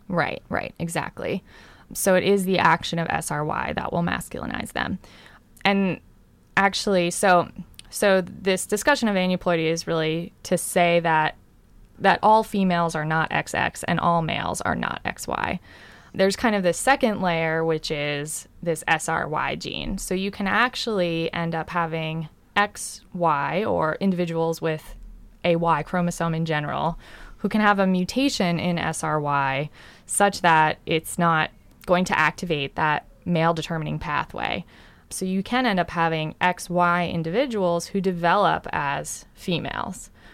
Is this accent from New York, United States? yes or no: yes; Long Island, New York, United States; I grew up on Long Island, uh, in New York